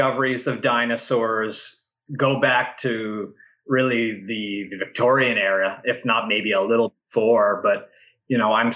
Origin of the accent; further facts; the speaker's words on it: Ottawa, Ontario, Canada; I grew up in Ottawa, which is where I'm at now, in Ottawa in Canada